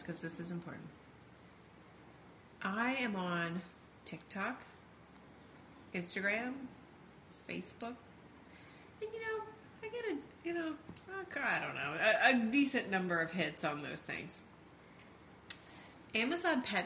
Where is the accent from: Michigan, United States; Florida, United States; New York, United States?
Florida, United States; Key West; also born or lived in Charleston; we are from Key West